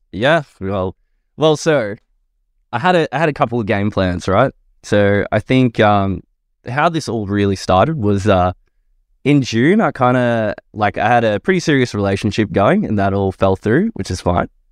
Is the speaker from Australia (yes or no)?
yes; southeast suburbs of Victoria, Australia; I grew up in a pretty big family, uh, five kids, so two brothers, two sisters in the southeast suburbs of Victoria.